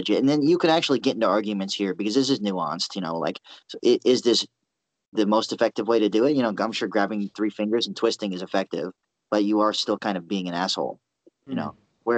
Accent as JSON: {"language": "English", "country": "United States", "said": "I'm an American."}